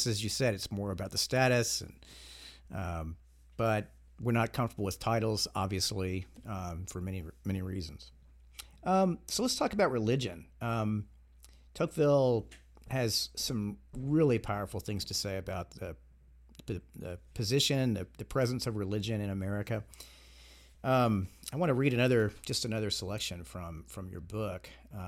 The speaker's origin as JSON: {"language": "English", "region": "Georgia", "country": "United States", "tie": "born or raised there", "said": "I grew up in Georgia in the South, and my grandfather used to tell me when I was a kid that that I was a member of Southern aristocracy."}